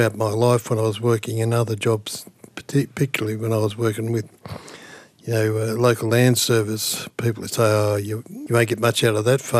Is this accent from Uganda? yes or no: no; Leeton, New South Wales, Australia; moved away as an adult; now in Wagga Wagga, Australia; I grew up in Leeton, of course, come out of a place called Wattle Hill, and ended up here in Wagga back in 1980